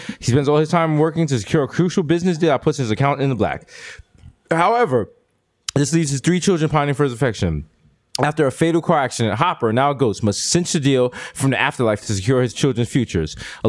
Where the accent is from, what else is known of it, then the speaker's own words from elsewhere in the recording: New York City, New York, United States; you out in the South Bronx. I was born in Lincoln Hospital.